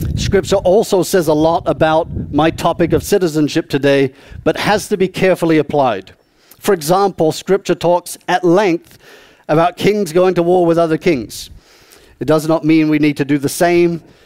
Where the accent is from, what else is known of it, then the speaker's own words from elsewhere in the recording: South East England, United Kingdom; moved away; I was born and raised uh, in the southeast of England